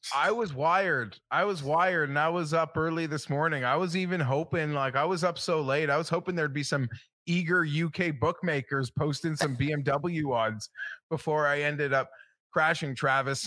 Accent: Canada; I'm a Canadian

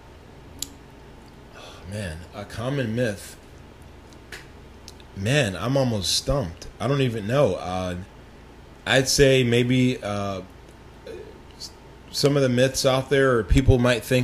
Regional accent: New Jersey, United States; I was born in the East Coast. I was born in New Jersey

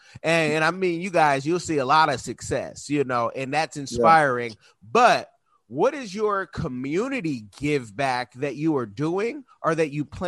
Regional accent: Oakland, California, United States; My wife is from Cameroon. I'm from Oakland, California.

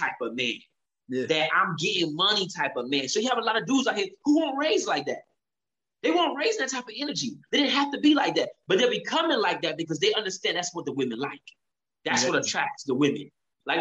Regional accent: United States; who was born and raised in America

